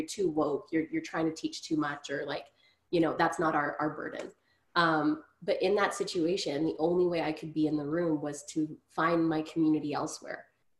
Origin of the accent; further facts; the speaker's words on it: Grand Prairie, Texas, United States; as a young woman of color growing up in Grand Prairie, I still deserved good education without harassment.